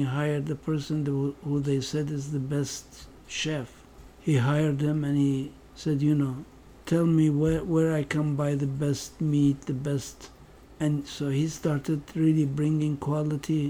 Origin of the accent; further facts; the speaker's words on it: Baghdad, Baghdad Governorate, Iraq; moved away as an adult; also born or lived in Kansas / Stanford; I grew up in Baghdad.